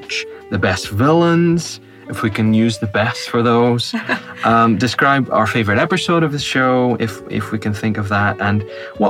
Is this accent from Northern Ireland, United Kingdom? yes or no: yes; Northern Ireland, United Kingdom; Grown up in Northern Ireland. I'm Northern Irish